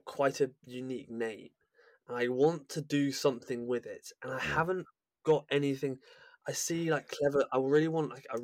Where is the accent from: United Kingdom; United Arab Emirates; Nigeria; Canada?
United Kingdom; England; I'm English